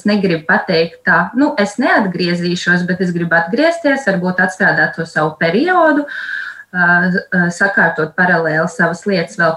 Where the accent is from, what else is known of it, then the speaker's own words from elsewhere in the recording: Latvia; moved away as an adult; now in England, United Kingdom; Mēs vispār esam latvieši